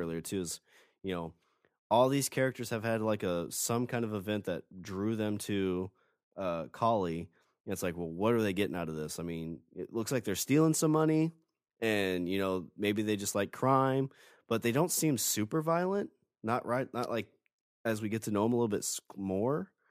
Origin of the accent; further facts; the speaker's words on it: Illinois, United States; moved away; I'm originally from Illinois